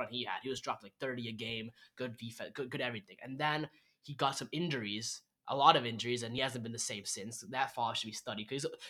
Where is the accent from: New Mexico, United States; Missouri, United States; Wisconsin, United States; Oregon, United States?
Oregon, United States; From Oregon.